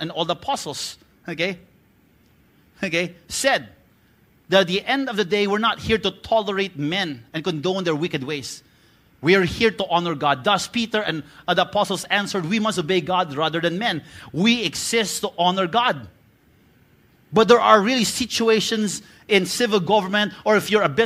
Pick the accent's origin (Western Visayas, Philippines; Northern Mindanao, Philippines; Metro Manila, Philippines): Western Visayas, Philippines; Bacolod; I'm from Bacolod